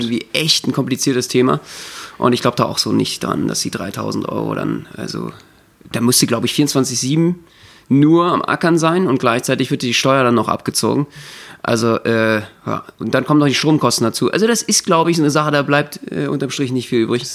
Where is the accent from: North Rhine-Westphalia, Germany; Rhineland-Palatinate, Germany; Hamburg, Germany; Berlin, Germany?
Berlin, Germany; Als Berliner